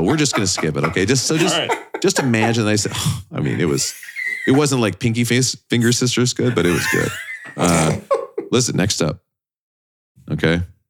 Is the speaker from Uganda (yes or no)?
no; England, United Kingdom; Actually, I'm English.